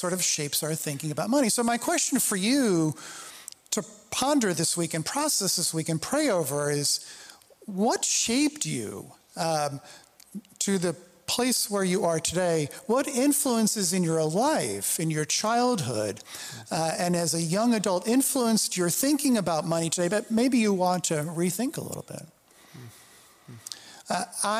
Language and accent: English; New York City, New York, United States; I grew up in the New York City area.